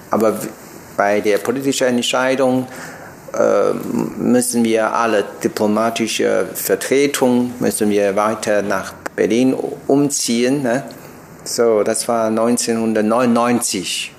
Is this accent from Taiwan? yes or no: yes; Taiwan; German is a second language; moved away as an adult; ich komme aus Taiwan